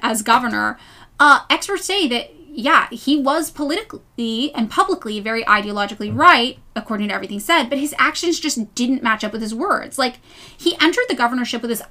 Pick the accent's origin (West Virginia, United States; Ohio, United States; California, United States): California, United States; as a Californian